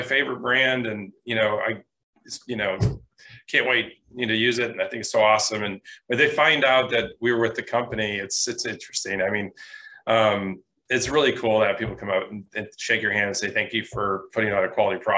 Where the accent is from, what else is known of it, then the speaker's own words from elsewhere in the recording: Michigan, United States; I grew up in Michigan, it's a wonderful state, and I wouldn't trade it for anything.